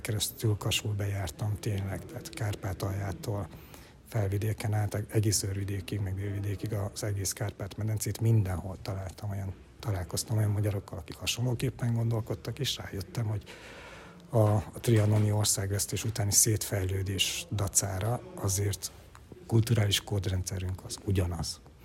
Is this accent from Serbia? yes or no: no; Romania; Ceausescu diktatúrába születtem és nőttem fel